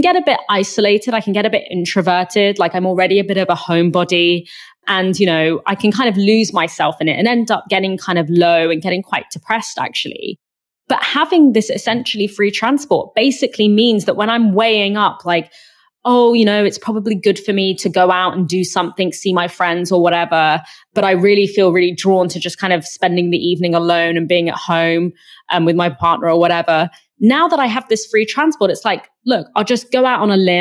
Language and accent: English; London, United Kingdom; as a Londoner